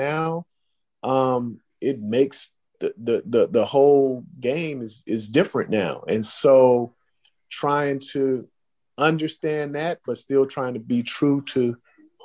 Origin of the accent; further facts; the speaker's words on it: Oakland, California, United States; I grew up in Oakland